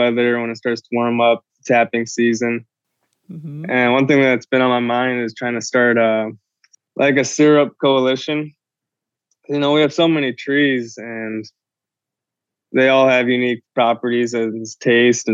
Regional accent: Milwaukee, Wisconsin, United States; now in Minneapolis, United States; I was born and raised in the Milwaukee area

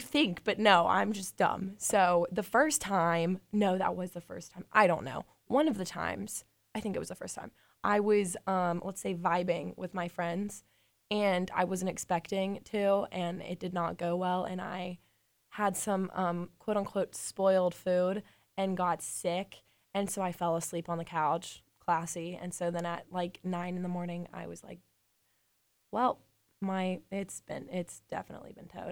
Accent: Birmingham, Alabama, United States; I'm from Birmingham

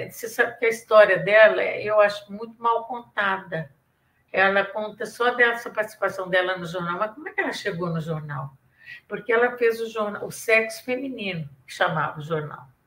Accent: Minas Gerais, Brazil; accent: mineiro; Minha mineirice, minha caipirice. Eu sou caipira e sou mineira.

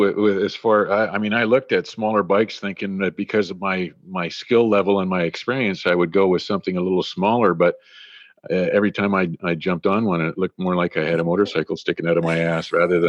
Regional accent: Creston, British Columbia, Canada; when I was growing up in Creston.

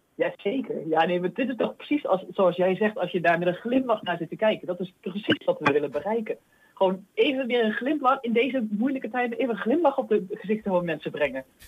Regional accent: Achterhoek, Gelderland, Netherlands; accent: soft G; ik kom zelf uit de Achterhoek, dus bij mij zit er al iets een zachte G

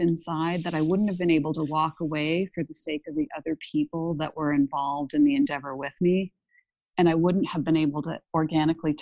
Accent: Ohio, United States; I grew up in Ohio

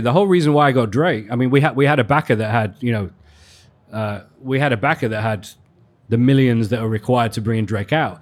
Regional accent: Leeds, Yorkshire and the Humber, United Kingdom; moved away as an adult; also born or lived in London; in Leeds, actually, which is my hometown

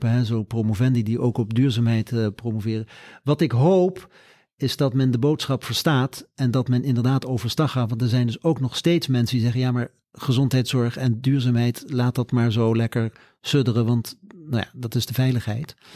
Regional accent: Curaçao; now in Netherlands; Ik ben op Curaçao opgegroeid een stuk, dus eh, mij krijg je niet in het Scandinavische.

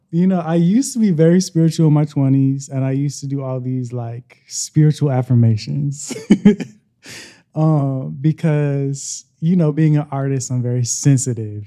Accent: Tacoma, Washington, United States; I am from Tacoma, Washington, and I am 30 years old

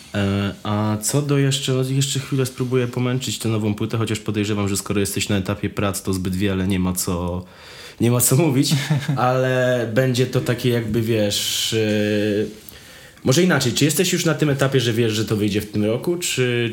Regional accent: Wrocław, Lower Silesian Voivodeship, Poland; jestem z Wrocławia

